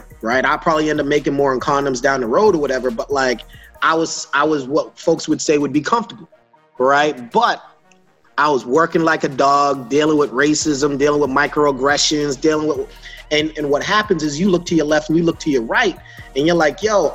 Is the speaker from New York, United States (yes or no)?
no; Boston, Massachusetts, United States; I'm from Boston